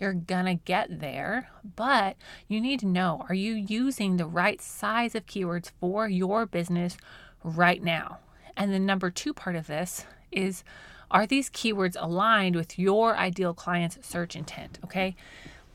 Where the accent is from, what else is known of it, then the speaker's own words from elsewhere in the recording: Colorado, United States; now in Oklahoma, United States; I grew up in Colorado, mostly trout fishing. And so when we moved to Oklahoma